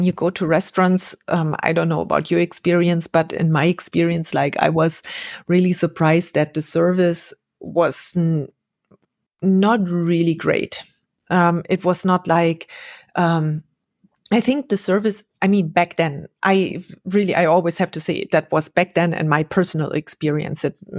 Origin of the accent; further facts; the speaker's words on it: Mexico; I came from Mexico and I expected everyone be as friendly and happy to see you as the Mexicans were.